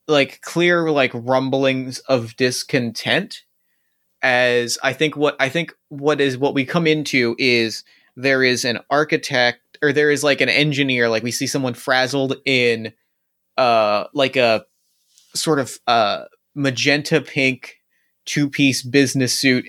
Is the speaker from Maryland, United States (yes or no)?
no; New Jersey, United States; I grew up in New Jersey, which is literally the diner capital of the world